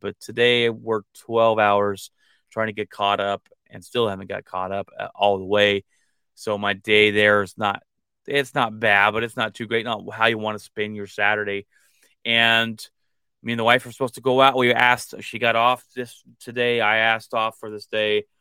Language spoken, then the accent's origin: English; United States; I'm American and that I was born here